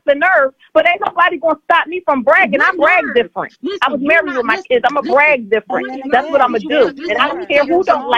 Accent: Philadelphia, Pennsylvania, United States; I'm from Philly.

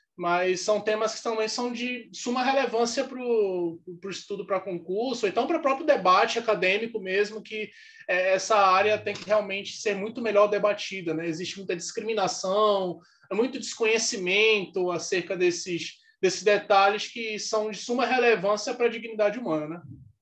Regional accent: Amazonas, Brazil; eu sou do Amazonas

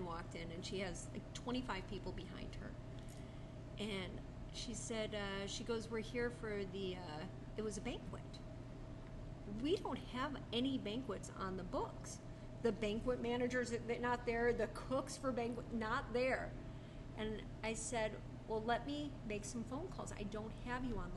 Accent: suburbs of Chicago, Illinois, United States; now in Arizona, United States; I grew up in the suburbs of Chicago

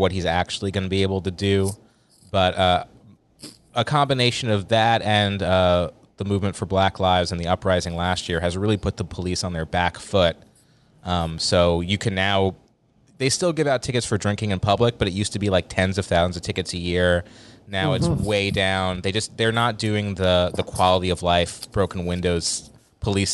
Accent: Westchester County, New York, United States; I grew up in Westchester County

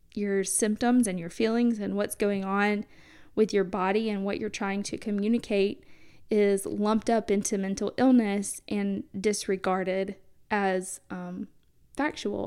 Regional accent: the South, United States; growing up in the South

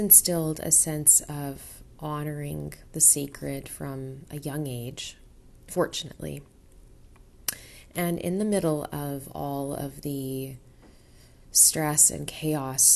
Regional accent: Vancouver, British Columbia, Canada; I was born in Vancouver, Canada

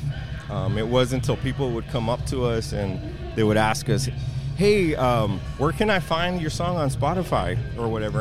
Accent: Houston, Texas, United States; moved away as an adult; also born or lived in Uvalde, Texas; I'm originally from Houston

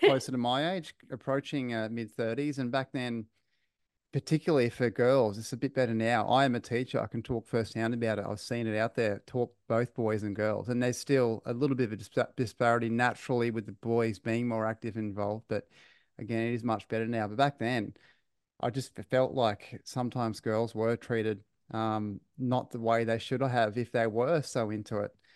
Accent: Queensland, Australia; as a Queenslander

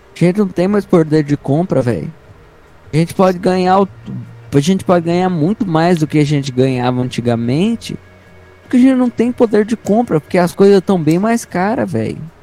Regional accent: Brazil; aqui no Brasil

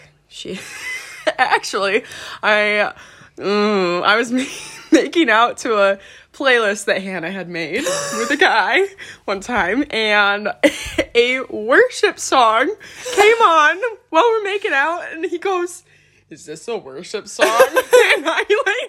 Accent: Grand Rapids, Michigan, United States; we're from Grand Rapids.

